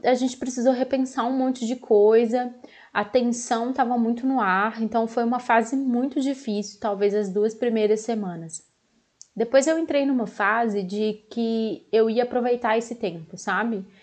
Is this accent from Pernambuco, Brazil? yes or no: no; Belo Horizonte, Minas Gerais, Brazil; eu sou aqui de Belo Horizonte